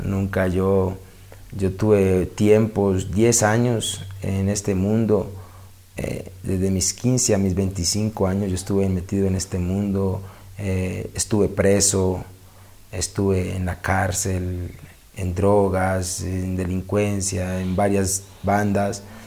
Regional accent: Cali, Valle del Cauca, Colombia; also born or lived in Cartago, Colombia; yo vivía en Cartago en ese tiempo, ya vuelta, mi mamá nos regresa de nuevo a Cali, salimos de Cali, pero volvimos y regresamos a Cali. Y, ahí regresamos al distrito de Agua

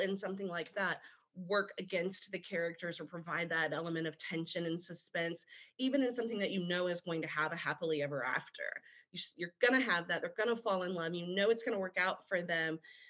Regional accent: Baton Rouge, Louisiana, United States; Louisiana, especially South Louisiana, where I grew up. I was born and raised in Baton Rouge.

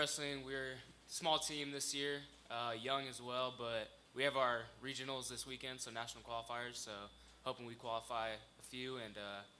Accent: Yorba Linda, California, United States; I'm from Yorba Linda, California, and I wrestle.

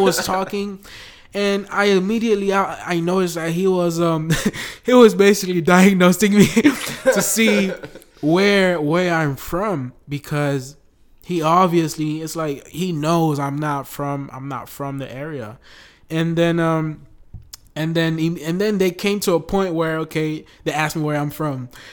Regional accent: United States; now in Brazil; I'm from the United States

